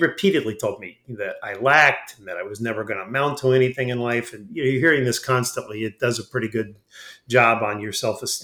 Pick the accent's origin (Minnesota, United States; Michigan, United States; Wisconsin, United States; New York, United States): New York, United States; Long Island; I grew up in Long Island in New York